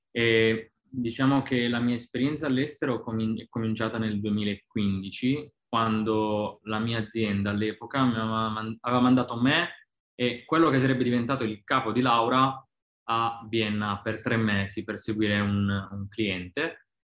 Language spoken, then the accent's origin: Italian; Pisticci, Basilicata, Italy; now in Dubai, United Arab Emirates; sono di Pisticci, un piccolo paese in provincia di Matera